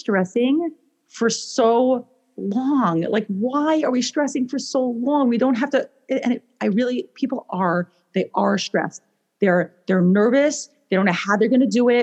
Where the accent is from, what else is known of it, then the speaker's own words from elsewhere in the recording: New York, United States; moved away as an adult; also born or lived in Israel; now in Portland, United States; I live in Portland, Oregon. I'm originally from New York